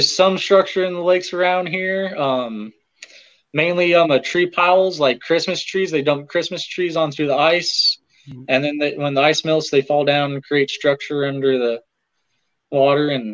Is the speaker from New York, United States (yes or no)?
no; Arcadia, Nebraska, United States; now in Grand Island, United States; I'm actually from a small town called Arcadia